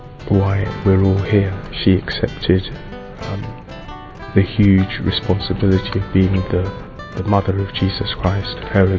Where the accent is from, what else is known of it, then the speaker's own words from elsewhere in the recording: Nigeria; moved away; I'm 32 years old. Originally, I'm from Nigeria.